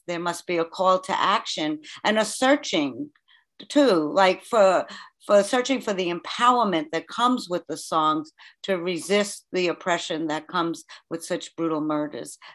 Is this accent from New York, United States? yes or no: yes; New York, United States; now in Oakland, United States; I live in Oakland. I'm originally from New York, as most people can tell when I open my mouth